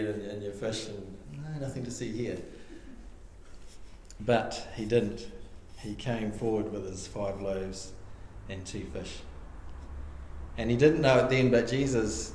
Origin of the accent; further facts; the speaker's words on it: Australia; I grew up in Narrawhia